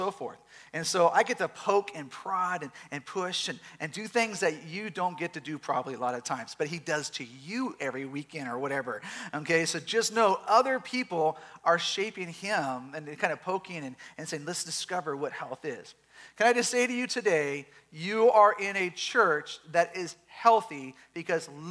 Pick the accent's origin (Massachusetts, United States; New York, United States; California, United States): California, United States; Southern; We are from Southern California